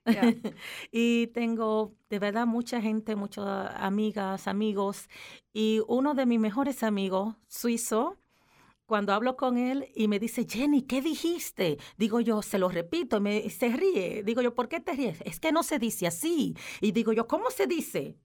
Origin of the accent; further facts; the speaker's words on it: Dominican Republic; moved away as an adult; also born or lived in Aargau, Switzerland; now in Switzerland; en mi país, que soy de República Dominicana